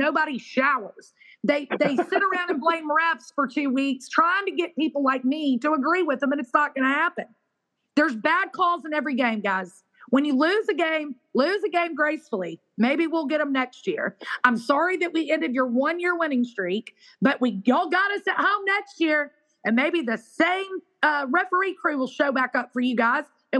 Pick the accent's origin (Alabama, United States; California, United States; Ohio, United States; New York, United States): Alabama, United States; Alabama, I'm from Alabama.